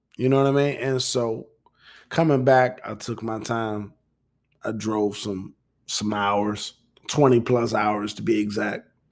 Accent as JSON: {"language": "English", "region": "Midwest", "country": "United States", "said": "I'm from the Midwest"}